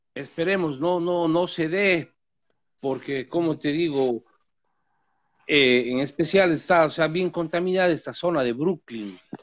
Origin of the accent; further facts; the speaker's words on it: Gualaceo, Azuay, Ecuador; moved away; mi pueblo, en Gualaceo, en mi cantón